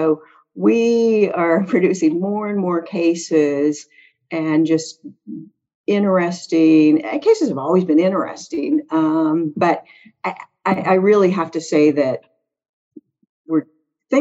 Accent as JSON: {"language": "English", "town": "Prince Albert", "region": "Saskatchewan", "country": "Canada", "tie": "born or raised there", "also_born_or_lived": "Boston / Virginia", "moved": "as an adult", "lives_now": "Charlottesville, United States", "said": "I'm from, I'm from Canada, but even Canadians laugh when I tell them where I'm from. So I was born in a place called Prince Albert, Saskatchewan"}